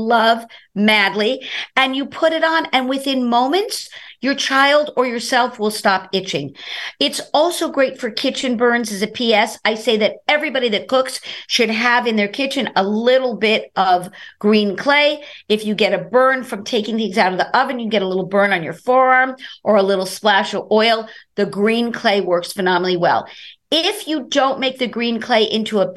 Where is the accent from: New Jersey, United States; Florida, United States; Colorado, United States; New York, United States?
New York, United States; New York City; I'm from Brooklyn, New York